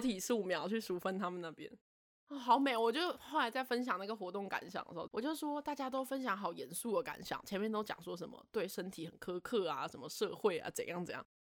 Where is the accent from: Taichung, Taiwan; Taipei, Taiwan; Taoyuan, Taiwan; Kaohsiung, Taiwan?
Taipei, Taiwan; 我自己就是一个死台北人，我生在台北，我长在台北，我从来没住过其他的城市